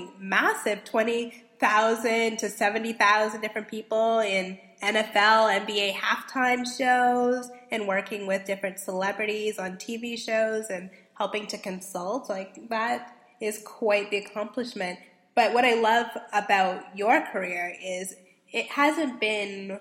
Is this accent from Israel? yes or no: no; Canada; I'm from Canada, but currently traveling in the Los Angeles area